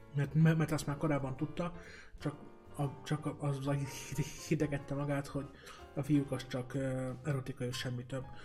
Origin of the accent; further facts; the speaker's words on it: Balassagyarmat, Nógrád, Hungary; a vidéki szülővárosomban, Balsagyarmaton